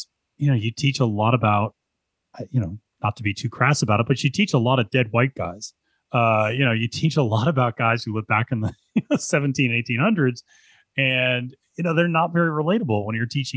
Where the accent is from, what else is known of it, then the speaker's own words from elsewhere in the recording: Pennsylvania, United States; growing up in Pennsylvania